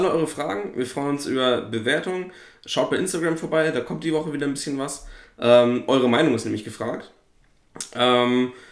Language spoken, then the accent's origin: German; East Germany, Germany; ich komme ja nur aus dem Osten